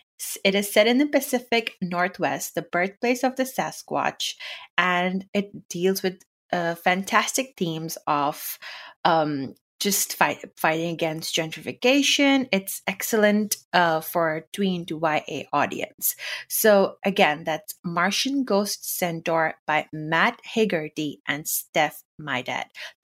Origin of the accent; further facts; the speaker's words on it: United Arab Emirates; first language Urdu; English is a second language; I grew up in the Middle East in United Arab Emirates, and we didn't have a lot of books, like in the sense that there was just a very limited selection. But I do remember, so my first language is Urdu.